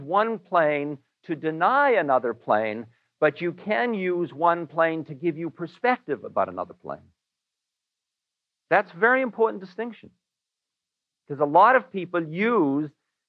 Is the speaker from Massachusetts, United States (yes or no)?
yes; Newton, Massachusetts, United States; I am a boy from Newton